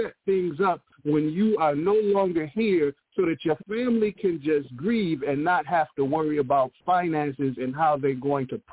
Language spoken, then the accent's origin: English; Milwaukee, Wisconsin, United States; That's my hometown, Milwaukee, Wisconsin